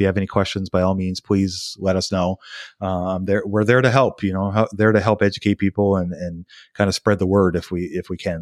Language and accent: English; United States; as an American citizen